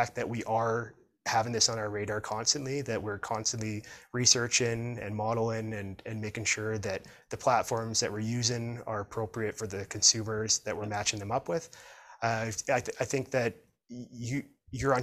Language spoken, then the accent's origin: English; Prince George, British Columbia, Canada; my hometown of Prince George